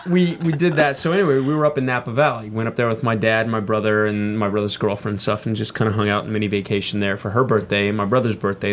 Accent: Texas, United States; Both Candace and I grew up in Texas

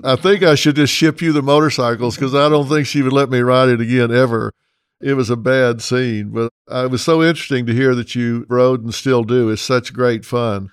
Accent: United States; also born or lived in Texas / Oklahoma; I grew up in Texas and Oklahoma

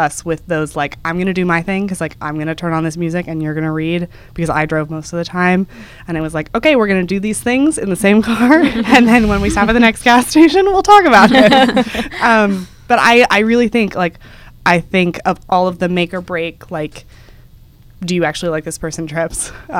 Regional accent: Texas, United States; moved away as an adult; After I graduated from college, I'm from Texas, I was moving to New York.

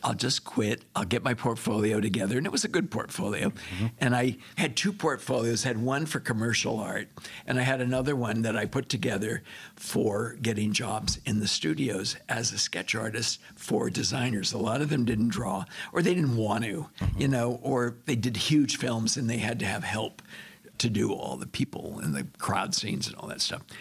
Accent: Monterey Park, California, United States; I was born in California, Los Angeles area, Monterey

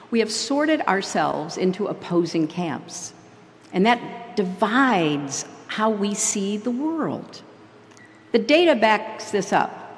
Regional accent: United States; I say this not as a Democrat who lost an election, but as an American afraid of losing a country.

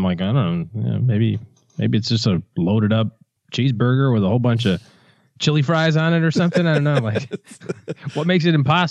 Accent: United States; No, I'm American.

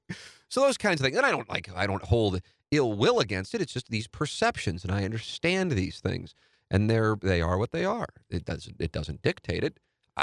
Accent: St. Louis, Missouri, United States; a new home in the neighborhood I grew up in St. Louis Hills, South City, Tam Avenue, Tam and Nottingham, baby.

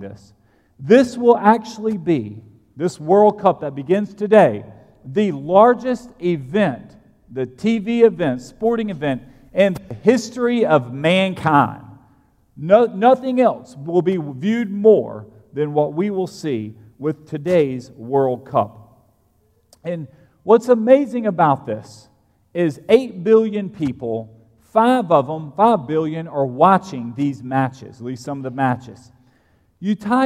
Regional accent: United States; I'm American

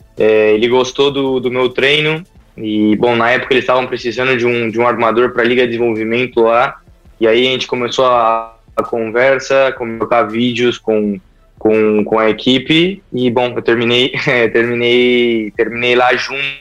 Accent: Rio Claro, São Paulo, Brazil; moved away as an adult; also born or lived in Limeira; Eu comecei em Rio Claro, na minha cidade natal

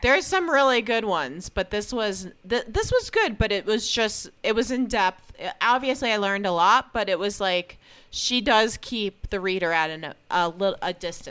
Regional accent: New Jersey, United States; I was born in New Jersey

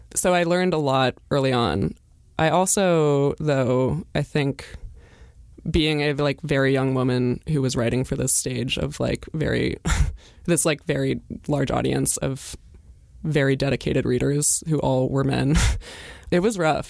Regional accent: Brattleboro, Vermont, United States; I'm from Brattleboro, Vermont

